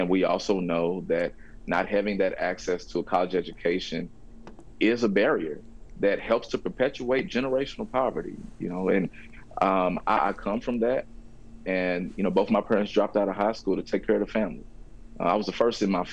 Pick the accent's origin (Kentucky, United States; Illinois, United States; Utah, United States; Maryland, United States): Kentucky, United States; Louisville; I'm from the West in Louisville and have lived for years in what has been the poorest zip code in Kentucky